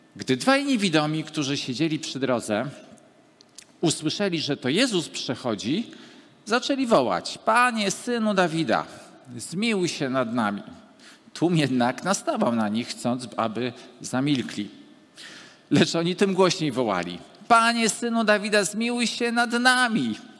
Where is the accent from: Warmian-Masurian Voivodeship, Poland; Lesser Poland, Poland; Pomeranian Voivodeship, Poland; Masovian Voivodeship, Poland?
Pomeranian Voivodeship, Poland; Gdańsk; urodziłem się w tym mieście i w tym czasie